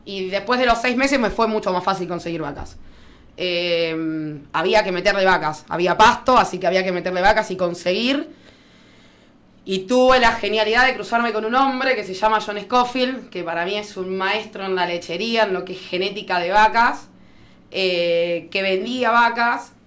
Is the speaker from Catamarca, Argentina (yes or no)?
no; La Madrid, Buenos Aires, Argentina; moved away as an adult; also born or lived in Bahía Blanca / Rivera; yo nací en La Madrid